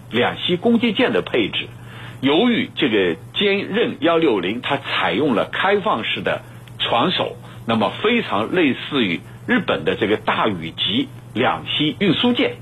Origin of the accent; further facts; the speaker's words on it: China; 我们中国人这个都很清楚